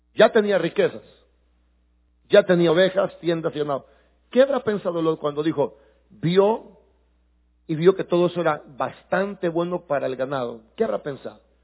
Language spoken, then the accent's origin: Spanish; El Salvador; sí somos salvadoreños